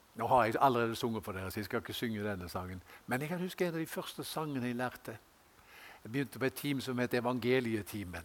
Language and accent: Norwegian; Haugesund, Rogaland, Norway; moved away; jeg gikk på Gard skole hjemme i Haugesund